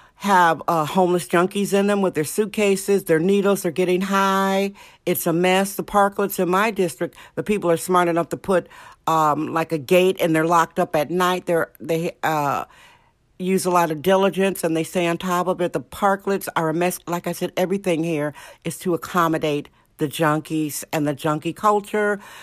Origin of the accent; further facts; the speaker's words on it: Indiana, United States; now in California, United States; Indiana, my home state